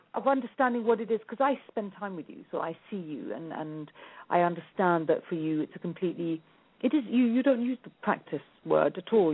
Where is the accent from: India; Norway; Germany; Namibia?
India; now I'm Indian